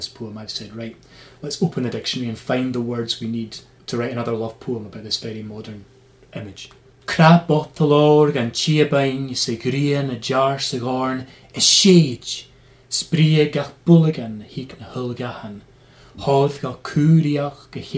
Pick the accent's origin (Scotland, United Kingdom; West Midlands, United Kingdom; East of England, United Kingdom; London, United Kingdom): Scotland, United Kingdom; being a Scottish person with Irish roots